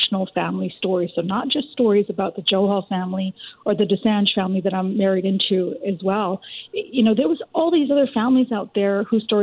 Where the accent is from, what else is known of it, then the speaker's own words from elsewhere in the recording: Richmond, British Columbia, Canada; I grew up in Richmond, BC, in an immigrant community